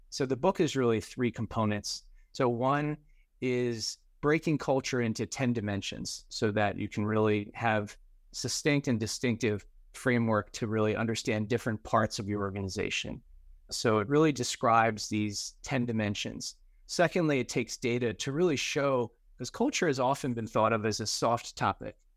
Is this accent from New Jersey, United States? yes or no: yes; New Jersey, United States; also born or lived in New York City / Florida; I grew up in New Jersey and spent most of my career in New York City